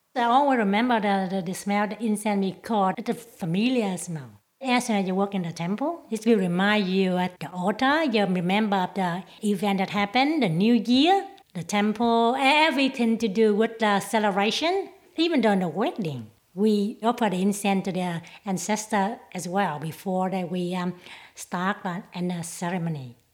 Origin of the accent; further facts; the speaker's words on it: Vietnam; English is a second language; moved away as an adult; now in Footscray, Australia; I've been in Australia for more than 30 years. I'm from Vietnam